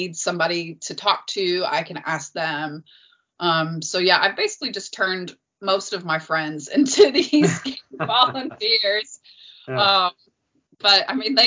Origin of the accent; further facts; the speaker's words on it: Chicago, Illinois, United States; moved away as an adult; also born or lived in North Carolina / Texas / Houston, Texas; now in Shanghai, China; I grew up on the South Side